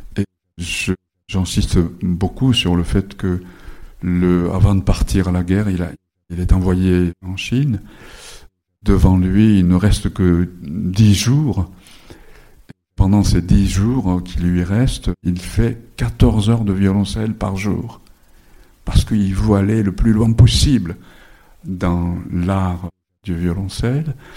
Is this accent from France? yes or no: no; Japan; first language Japanese; French is a second language; je suis né au Japon de parents japonais. J'ai été scolarisé dans le système japonais.